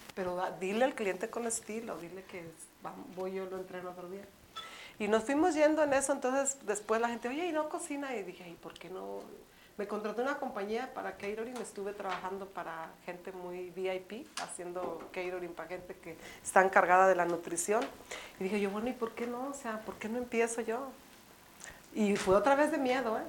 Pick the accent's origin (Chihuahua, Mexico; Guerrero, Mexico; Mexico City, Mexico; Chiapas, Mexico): Mexico City, Mexico; now in Phoenix, United States; tú y yo somos eh, pues, el DF, porque chilangos son los que vienen, nosotros somos capitalinas